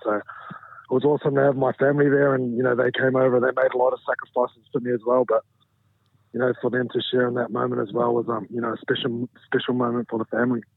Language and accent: English; New Zealand; moved away as an adult; also born or lived in Brisbane, Australia; now in England; I moved back to New Zealand when I was um, about two years old. So you know, I had my childhood in New Zealand, and you know, I do classify myself as a, as a Kiwi.